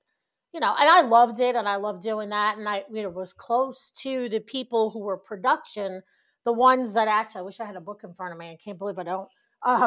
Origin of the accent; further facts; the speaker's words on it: New York, United States; moved away as an adult; also born or lived in Long Island; now in Dallas-Fort Worth, United States; born and raised in New York